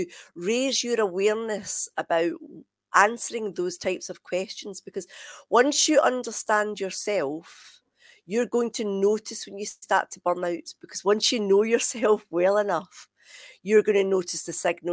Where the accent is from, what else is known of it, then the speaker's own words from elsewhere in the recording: Scotland, United Kingdom; moved away as an adult; now in England; of course I am Scottish